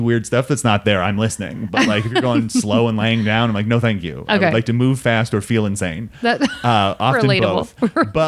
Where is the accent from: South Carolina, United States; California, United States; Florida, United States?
California, United States; Simi Valley; my hometown